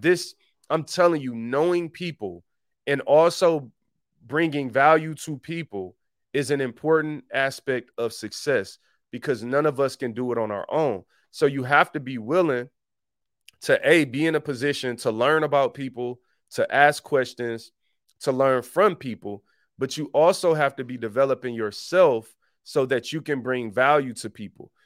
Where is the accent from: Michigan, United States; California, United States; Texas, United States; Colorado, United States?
Michigan, United States; Detroit; I grew up in Detroit